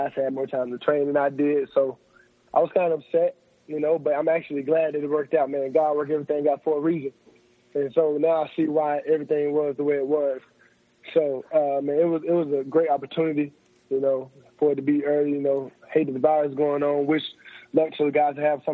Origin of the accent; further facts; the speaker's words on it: Decatur, Alabama, United States; I'm from Decatur, Alabama, so it's about 2 hours from North Alabama.